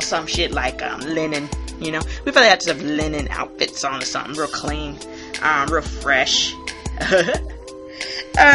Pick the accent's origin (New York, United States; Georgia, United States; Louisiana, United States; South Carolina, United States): South Carolina, United States; Hilton Head; I grew up on Hilton Head, South Carolina